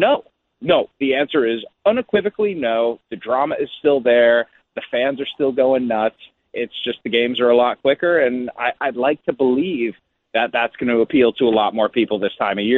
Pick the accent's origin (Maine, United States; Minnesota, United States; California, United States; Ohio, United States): Ohio, United States; Cleveland; now in Kansas City, United States; I grew up in Cleveland